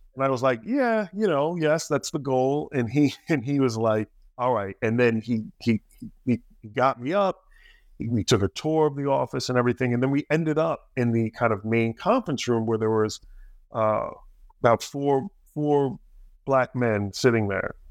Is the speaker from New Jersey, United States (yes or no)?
yes; New Jersey, United States; I grew up in Jersey, a little bit south